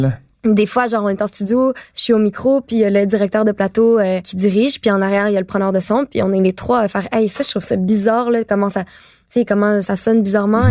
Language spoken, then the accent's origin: French; Laval, Quebec, Canada; also born or lived in Montreal; j'ai, euh, déménagé, euh, mettons, de mes cinq à douze ans à Laval.